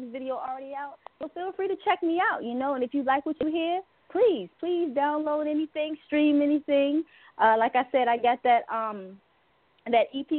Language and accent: English; Baltimore, Maryland, United States; I'm from Maryland, Baltimore to be exact